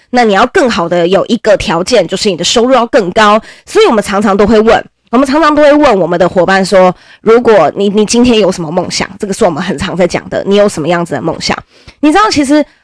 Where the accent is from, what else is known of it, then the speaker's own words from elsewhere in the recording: Nantou County, Taiwan; 我还是个南投人哦，我还不是台北人哦，我是南投人